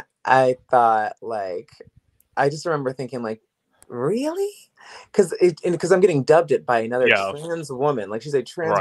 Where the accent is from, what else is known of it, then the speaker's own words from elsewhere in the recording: Woodbridge, Virginia, United States; moved away as an adult; also born or lived in Los Angeles; I'm from Woodbridge, Virginia